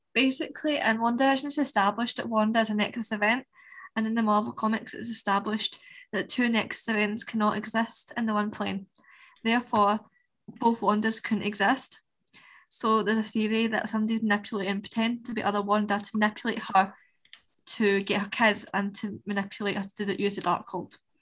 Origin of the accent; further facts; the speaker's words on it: Scotland, United Kingdom; us as Scottish people